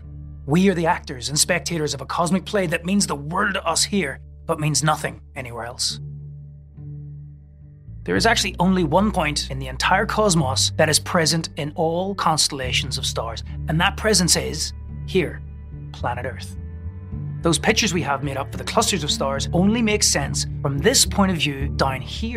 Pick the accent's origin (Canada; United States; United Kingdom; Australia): United Kingdom; Northern Ireland; moved away; where I was growing up in Northern Ireland